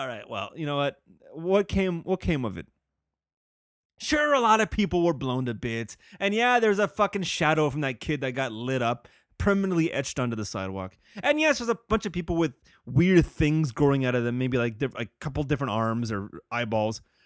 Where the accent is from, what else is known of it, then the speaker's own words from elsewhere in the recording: California, United States; I'm a Californian